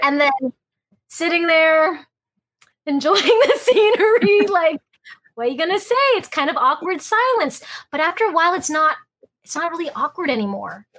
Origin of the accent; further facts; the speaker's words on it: Alaska, United States; being first generation American, growing up in Alaska